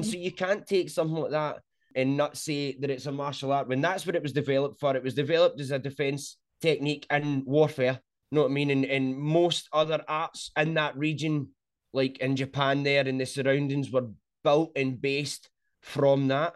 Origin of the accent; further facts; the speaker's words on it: Scotland, United Kingdom; accent: Scottish; I'm from Scotland